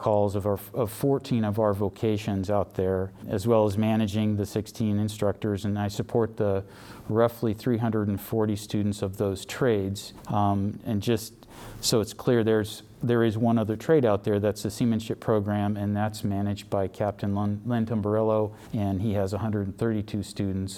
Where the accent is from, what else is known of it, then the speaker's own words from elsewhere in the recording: Seaside, Oregon, United States; I grew up mostly in Clatsop County from middle school on. I graduated from Seaside High School